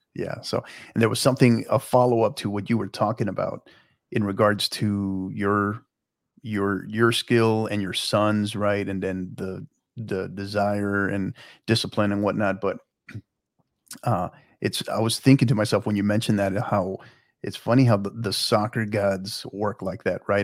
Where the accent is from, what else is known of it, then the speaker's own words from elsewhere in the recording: El Paso, Texas, United States; now in San Antonio, United States; I'm originally from El Paso